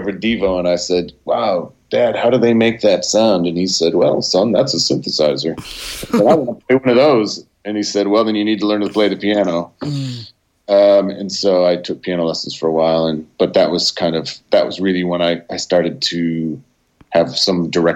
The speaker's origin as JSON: {"language": "English", "town": "Olean", "region": "New York", "country": "United States", "tie": "born or raised there", "said": "I was born in Olean, New York, which is it's 90 minutes south of Buffalo, New York"}